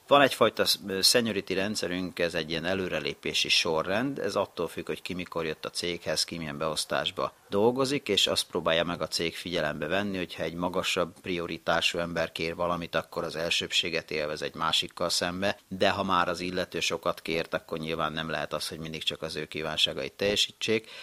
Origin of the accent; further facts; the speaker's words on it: Hungary; also born or lived in Japan; én magyar ember vagyok